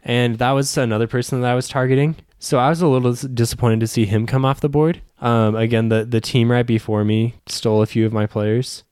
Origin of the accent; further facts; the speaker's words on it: Arizona, United States; I'm from Arizona